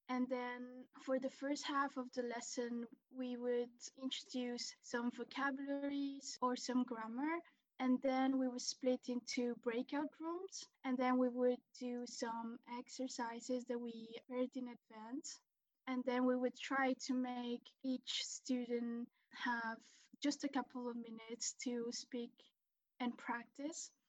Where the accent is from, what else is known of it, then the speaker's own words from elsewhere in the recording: Spain; also born or lived in Brussels, Belgium; I grew up in Spain and we lived in Brussels, Belgium for about five years.